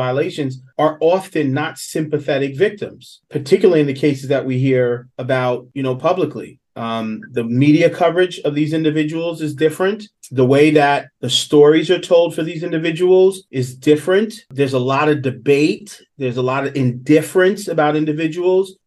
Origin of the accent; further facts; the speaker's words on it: New York City, New York, United States; I grew up in Southeast Queens.